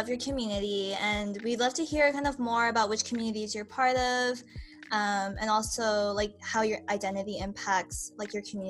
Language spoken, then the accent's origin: English; United States; accent: American; I can speak conversational Korean, but it's like really broken, and I have a really strong American accent.